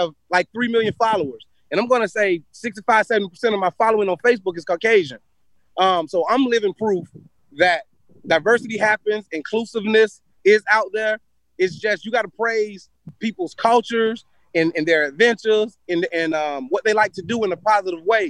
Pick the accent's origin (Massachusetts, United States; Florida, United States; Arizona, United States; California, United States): Florida, United States; Immokalee; now in Naples, United States; I'm from Immokalee, Florida, right? I live in Naples. I'm from Immokalee, Florida